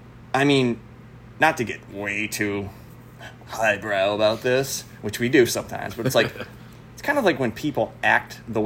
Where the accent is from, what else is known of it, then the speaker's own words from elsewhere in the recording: Detroit, Michigan, United States; Dude, you can go buy these million-dollar stars, but we're from Detroit.